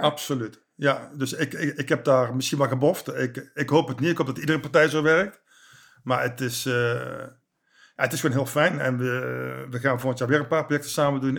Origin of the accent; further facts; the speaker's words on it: Eindhoven, North Brabant, Netherlands; moved away as an adult; also born or lived in the west of the Netherlands; geboren in Eindhoven en sinds ongeveer 7 jaar woonachtig in het Westen